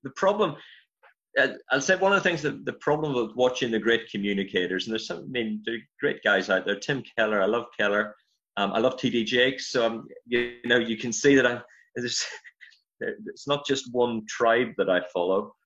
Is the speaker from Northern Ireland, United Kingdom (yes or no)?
yes; County Armagh, Northern Ireland, United Kingdom; moved away as an adult; now in Glasgow, United Kingdom; as you probably picked up from the accent, I'm from Ireland originally, um, Northern Ireland, County Armagh.